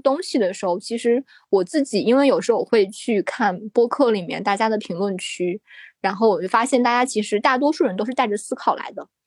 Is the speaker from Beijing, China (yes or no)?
no; Shandong, China; 因为我自己是山东人，像我们山东人见谁都叫老师